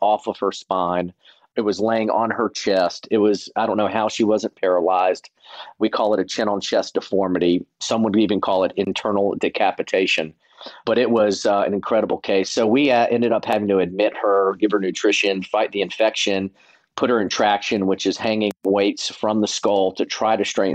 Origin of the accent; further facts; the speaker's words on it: the South, United States; I'm from the South and wanted to stay in the South.